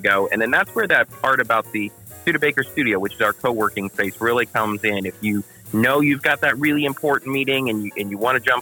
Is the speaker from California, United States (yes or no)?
no; Greensburg, Indiana, United States; This is my hometown. I come from a farm family in southern Decatur County. Graduated Greensburg High School